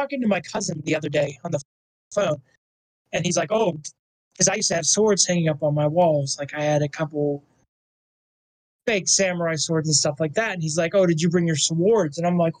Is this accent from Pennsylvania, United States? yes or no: yes; Pennsylvania, United States; accent: northeastern or north central Pennsylvania; She has northeastern or north central Pennsylvania accent like I do.